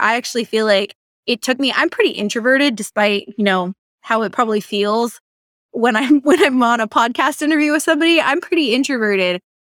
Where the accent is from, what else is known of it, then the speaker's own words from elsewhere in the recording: Seattle, Washington, United States; moved away as an adult; also born or lived in Michigan; I'm from the Seattle area.